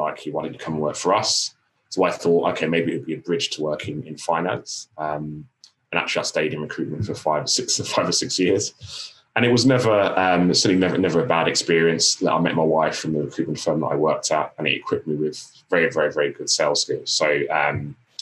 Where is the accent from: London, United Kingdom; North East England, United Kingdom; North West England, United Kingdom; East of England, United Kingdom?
London, United Kingdom; So I grew up in Tottenham in North London